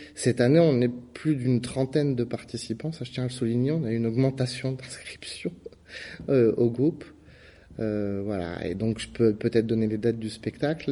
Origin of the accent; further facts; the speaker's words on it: Nord-Pas-de-Calais, Hauts-de-France, France; moved away; also born or lived in London / Paris; je suis originaire du Nord-Pas-de-Calais